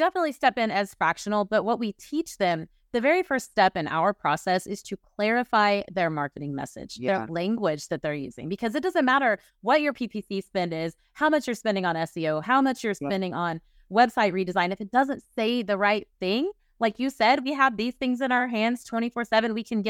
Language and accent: English; Oklahoma City, Oklahoma, United States; I was born in the Bible Belt, Oklahoma City, lived in a 10-mile radius my whole life.